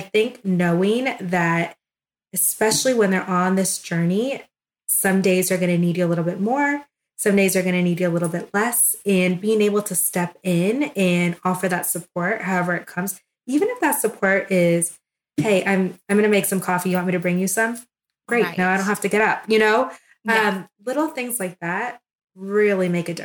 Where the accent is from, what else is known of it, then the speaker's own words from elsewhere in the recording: Florida, United States; moved away as an adult; now in Melrose, United States; I'm from Florida